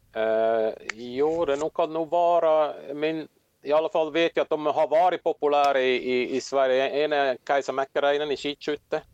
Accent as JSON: {"language": "Swedish", "country": "Switzerland", "tie": "born or raised there", "also_born_or_lived": "Åland, Finland", "moved": "as an adult", "lives_now": "Finland", "said": "jag kommer som sagt från Schweiz, växte upp i Alperna"}